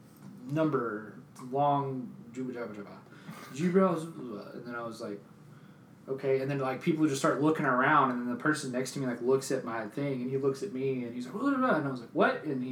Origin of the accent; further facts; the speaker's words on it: United States; I'm from the United States.